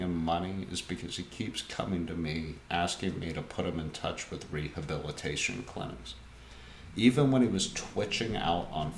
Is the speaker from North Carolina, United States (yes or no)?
no; near Nashville, Tennessee, United States; now Nashville is bled out into my hometown